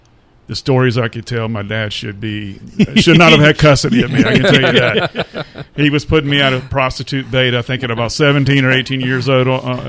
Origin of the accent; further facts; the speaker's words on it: Fayetteville, North Carolina, United States; also born or lived in Germany; And we came back when I was, I don't know, man, knee-high to a grasshopper. Yeah. And we lived here in Fayetteville.